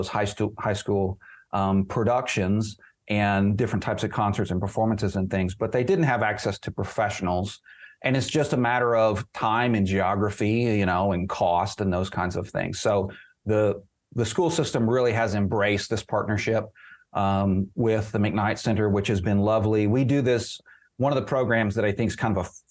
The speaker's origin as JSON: {"language": "English", "region": "Oklahoma", "country": "United States", "tie": "born or raised there", "said": "I grew up in Oklahoma"}